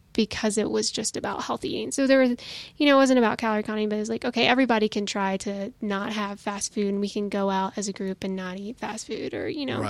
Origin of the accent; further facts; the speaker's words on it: Nashville, Tennessee, United States; moved away; I'm originally from Nashville.